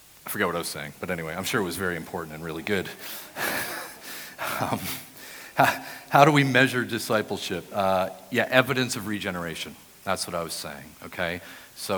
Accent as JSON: {"language": "English", "region": "New Brunswick", "country": "Canada", "tie": "born or raised there", "also_born_or_lived": "Brighton, England", "moved": "as an adult", "lives_now": "Ottawa, Canada", "said": "I grew up in New Brunswick, but then moved to Brighton to study my postgraduate degree"}